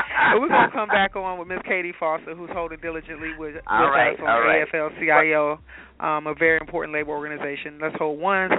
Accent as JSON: {"language": "English", "town": "Chicago", "region": "Illinois", "country": "United States", "moved": "as an adult", "lives_now": "Atlanta, United States", "said": "So like myself, who's from a big city, Chicago, I'm coming from Chicago"}